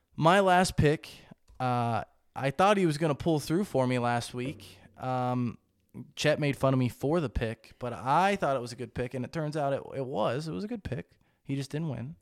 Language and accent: English; United States; I'm from America